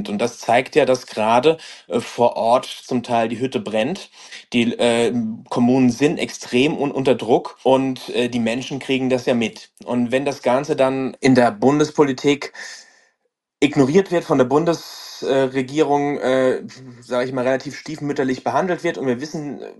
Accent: Aschaffenburg, Bavaria, Germany; ich komme hier aus, äh, aus Aschaffenburg

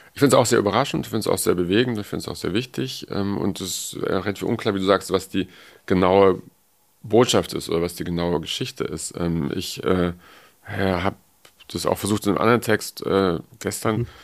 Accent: West Germany, Germany; Also ich bin aus dem Westen

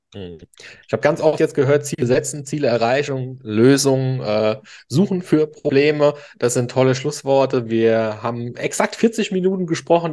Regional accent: Eich, Rhineland-Palatinate, Germany; also born or lived in Worms; Ich bin ja auch äh, nicht gebürtig, ich bin aus Worms, aber bin in Eich groß geworden.

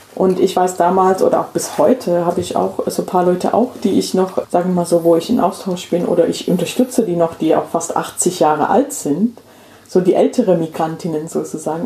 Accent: England, United Kingdom; German is a second language; moved away as an adult; now in Hessen, Germany; also ich bin in England aufgewachsen

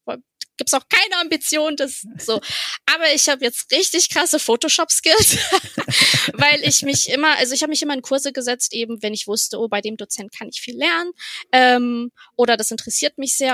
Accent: Bremen, Germany; moved away as an adult; also born or lived in Berlin; aufgewachsen bin ich in Bremen ja. Im guten Norden an der Weser

